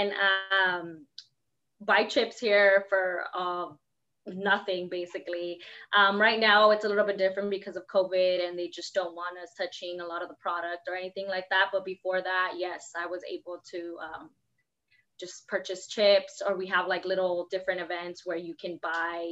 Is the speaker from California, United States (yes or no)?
yes; La Puente, California, United States; I grew up in La Puente my whole life. So, I grew up in the projects of La Puente